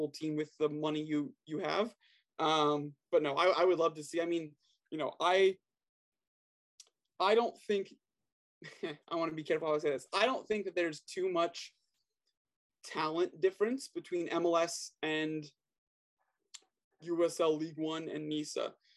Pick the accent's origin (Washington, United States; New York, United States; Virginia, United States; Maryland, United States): Maryland, United States; also born or lived in Pennsylvania; I was born and raised in Maryland. Only time I've left is go to college, and I was in Pennsylvania, about an hour north